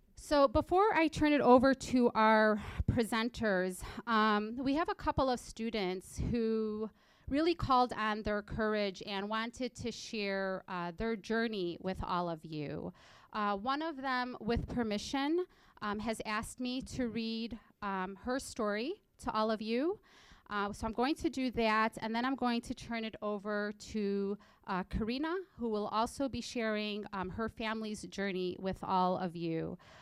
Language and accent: English; Illinois, United States; first language English; also born or lived in Egypt; In April of 2004, my family came to the United States, and I call Illinois home. After all, I did come here when I was just four years old